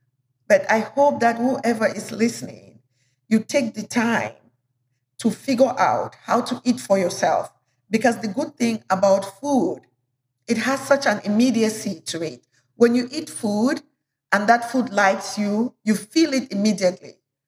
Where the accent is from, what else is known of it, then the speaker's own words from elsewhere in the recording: Cameroon; also born or lived in Nigeria; And the notion that our cultural food, I come from Cameroon and Nigeria, the notion that our cultural food is not as healthy, it's so wrong